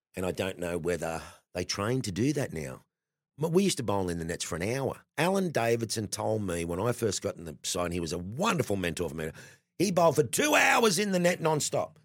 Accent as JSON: {"language": "English", "town": "Sydney", "region": "New South Wales", "country": "Australia", "tie": "born or raised there", "said": "I grew up in Sydney. I grew up in Matraville, in the south Sydney end of the eastern suburbs"}